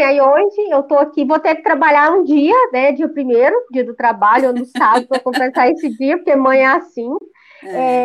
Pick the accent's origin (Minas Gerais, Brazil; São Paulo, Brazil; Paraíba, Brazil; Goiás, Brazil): Goiás, Brazil; Rio Verde; eu sou de Rio Verde, Goiás